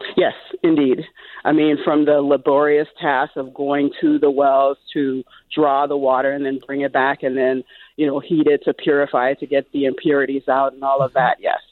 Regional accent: Liberia; moved away; also born or lived in Minnesota; I grew up, um, in Liberia, West Africa

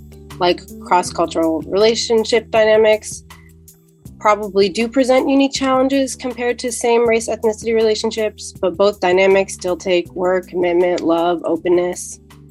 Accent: New Jersey, United States; I'm 29 and I work in public health and I'm from New Jersey.

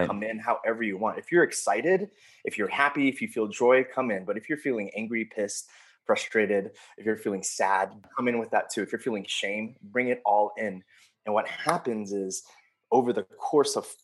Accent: San Jose, California, United States; also born or lived in Fremont, California / Oakland, California; I grew up in the Bay Area, grew up in San Jose

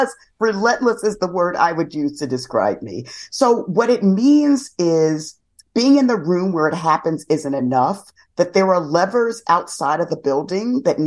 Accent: New York City, New York, United States; I grew up in the South Bronx

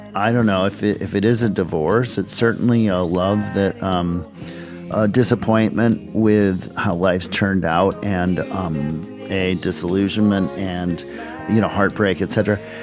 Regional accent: Minneapolis, Minnesota, United States; I grew up in Minneapolis, Minnesota, the suburbs of Minneapolis

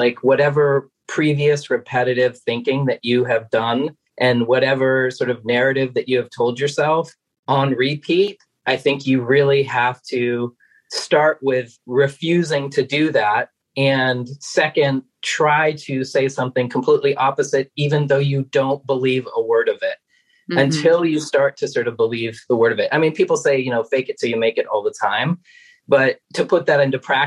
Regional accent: Maine, United States; I'm originally from Maine

